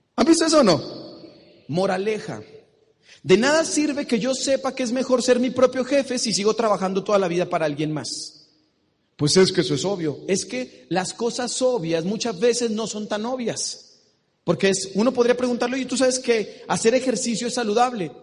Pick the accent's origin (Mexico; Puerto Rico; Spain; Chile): Mexico; Soy de México, de la tierra del tequila, del mariachi